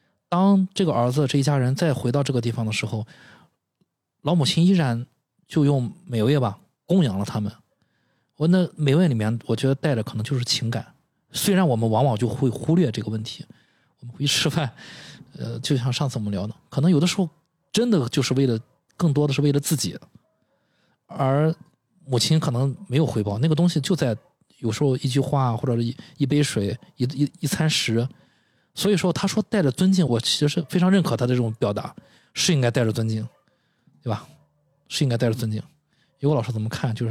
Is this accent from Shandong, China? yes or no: yes; Qingdao, Shandong, China; 我们青岛人